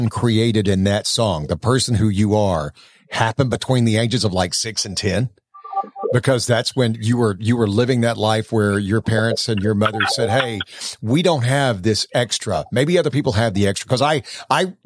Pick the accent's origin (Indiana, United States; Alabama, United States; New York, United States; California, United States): Alabama, United States; moved away; I grew up in a very small town in Alabama